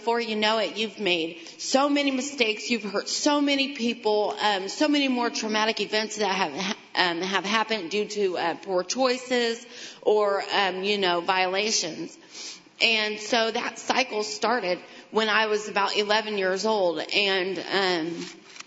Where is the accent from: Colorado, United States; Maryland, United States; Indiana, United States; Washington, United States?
Indiana, United States; Greentown; also born or lived in Kokomo; I grew up out in Greentown